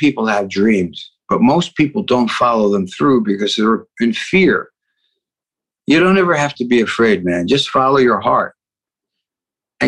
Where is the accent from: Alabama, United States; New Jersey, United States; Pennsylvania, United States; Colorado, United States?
New Jersey, United States; Paterson; moved away; also born or lived in New York; I came out from Paterson, New Jersey. I went to school and I did a lot of plays